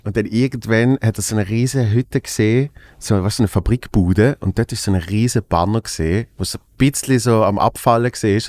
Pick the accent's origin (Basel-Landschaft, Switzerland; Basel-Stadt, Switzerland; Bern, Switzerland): Basel-Stadt, Switzerland; Basel; in meiner Heimatstadt in Basel